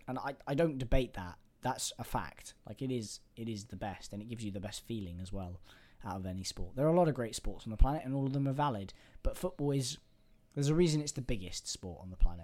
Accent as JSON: {"language": "English", "region": "England", "country": "United Kingdom", "said": "I'm an Englishman"}